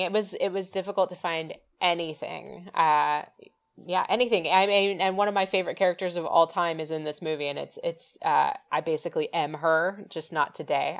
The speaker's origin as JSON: {"language": "English", "region": "West Coast", "country": "United States", "tie": "born or raised there", "said": "I grew up on the West Coast"}